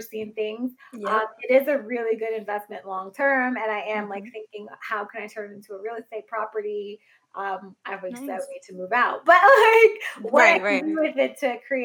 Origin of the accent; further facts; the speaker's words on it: New York City, New York, United States; I grew up in Queens, New York.